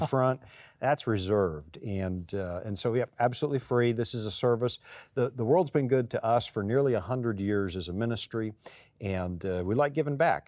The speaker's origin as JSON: {"language": "English", "country": "Canada", "tie": "born or raised there", "said": "I'm born Canadian, but when I come here, flash my Canadian passport"}